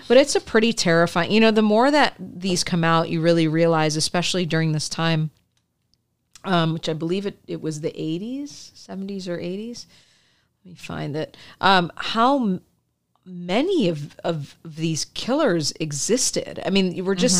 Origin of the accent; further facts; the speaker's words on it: Michigan, United States; I grew up in Michigan